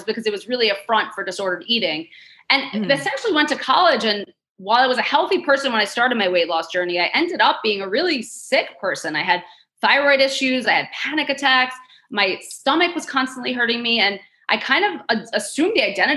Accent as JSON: {"language": "English", "town": "New York City", "region": "New York", "country": "United States", "tie": "born or raised there", "said": "So I grew up in Queens, New York. I'm a native New Yorker, still here, gonna die here."}